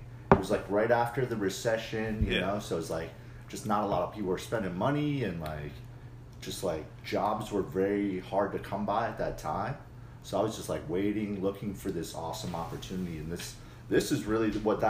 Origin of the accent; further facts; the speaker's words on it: Philadelphia, Pennsylvania, United States; I grew up in Philadelphia.